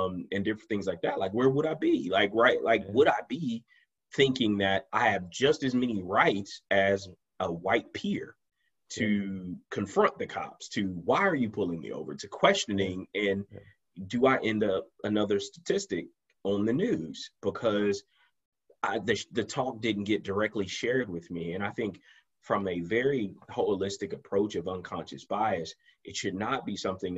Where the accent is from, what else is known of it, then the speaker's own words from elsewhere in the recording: United States; as African American men in America